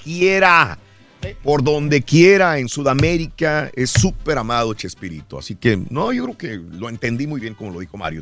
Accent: Mexico; nosotros, como los mexicanos

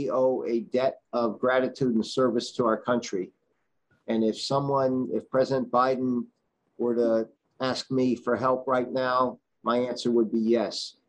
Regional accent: New Haven, Connecticut, United States; when I was growing up in New Haven

